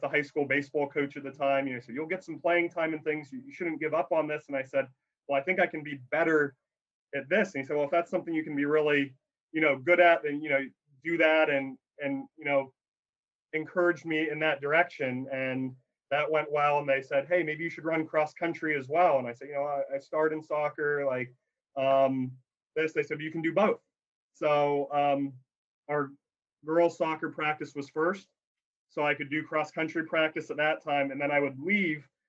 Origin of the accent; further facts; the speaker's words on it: Alliance, Ohio, United States; moved away; I grew up in Northeast Ohio, Alliance, Ohio, where Mount Union is